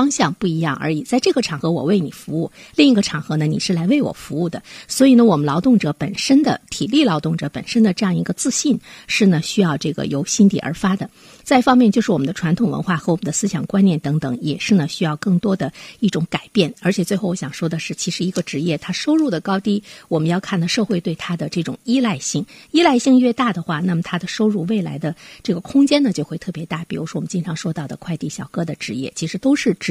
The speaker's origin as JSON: {"language": "Chinese", "country": "China", "said": "其实我们中国人大部分人，可能是包括我们自己在内"}